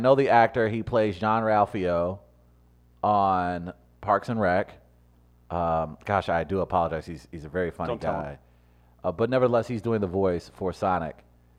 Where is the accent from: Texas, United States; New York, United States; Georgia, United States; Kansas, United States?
New York, United States; So, man, when as a New Yorker, we don't stress out about those things, man.